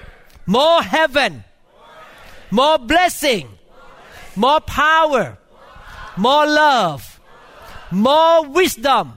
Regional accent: Thailand; moved away; I grew up in Thailand

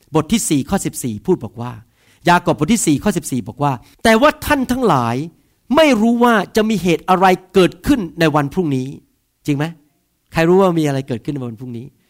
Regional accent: Bangkok, Thailand; also born or lived in Northern Thailand; ผมโตที่กรุงเทพนะครับ แต่เคยไปอยู่ที่ทางภาคเหนือ

